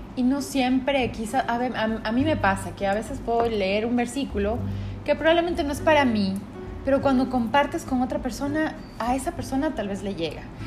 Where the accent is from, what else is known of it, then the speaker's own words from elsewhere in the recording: Quito, Pichincha, Ecuador; now in Guayaquil, Ecuador; nosotros estamos en Guayaquil, pero eh, bueno, yo soy de Quito